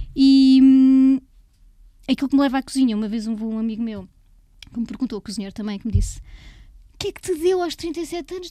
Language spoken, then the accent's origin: Portuguese; Leiria, Leiria District, Portugal; Eu cresci em Leiria